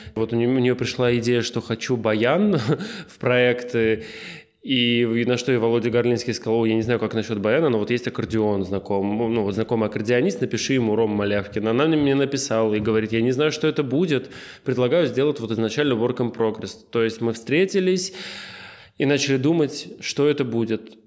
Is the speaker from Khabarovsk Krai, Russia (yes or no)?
no; Lipetsk, Lipetsk Oblast, Russia; moved away; я из Липецка